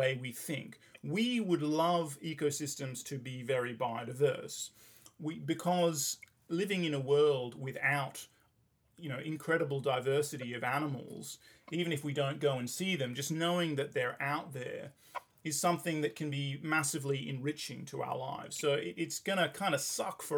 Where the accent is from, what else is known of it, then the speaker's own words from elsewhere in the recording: England, United Kingdom; when I was growing up in England